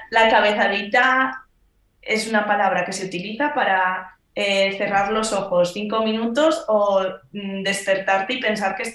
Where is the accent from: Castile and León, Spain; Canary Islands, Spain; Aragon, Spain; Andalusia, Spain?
Aragon, Spain; Zaragoza; moved away as an adult; now in United Kingdom